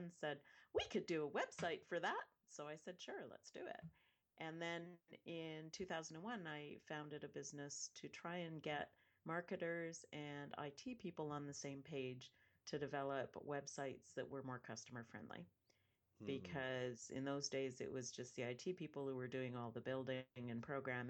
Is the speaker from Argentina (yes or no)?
no; Western Canada, Canada; I grew up in Western Canada, Northwest, so I'm used to very cold weather.